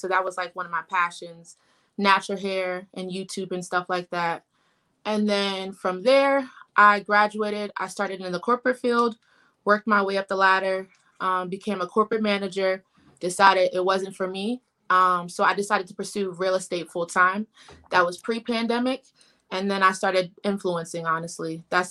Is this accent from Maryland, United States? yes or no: yes; Columbia, Maryland, United States; now in Baltimore, United States; So I am from Columbia, Maryland, but I'm local to Baltimore now.